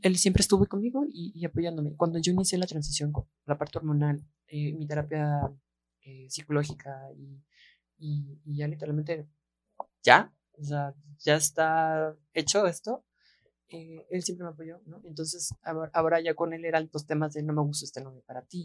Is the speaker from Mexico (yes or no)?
yes; Guadalajara, Jalisco, Mexico; somos tapatías